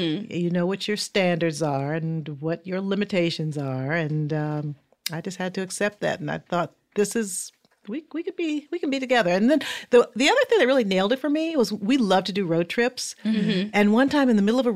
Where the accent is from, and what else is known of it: Fort Wayne, Indiana, United States